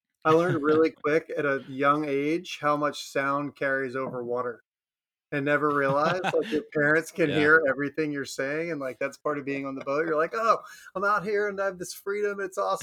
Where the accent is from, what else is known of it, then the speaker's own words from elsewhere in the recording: Maryland, United States; now in Florida, United States; I'm from Maryland originally. Like, I grew up around the Chesapeake Bay